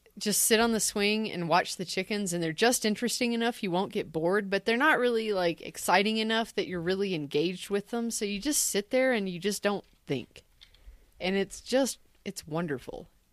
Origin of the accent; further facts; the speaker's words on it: Tennessee, United States; I'm from Tennessee